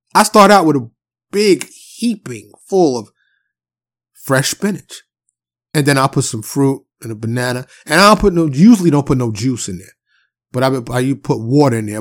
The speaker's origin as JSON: {"language": "English", "town": "New York City", "region": "New York", "country": "United States", "tie": "born or raised there", "said": "I'm from New York City, so I grew up having them giant, warm pretzels out the cart on the corner"}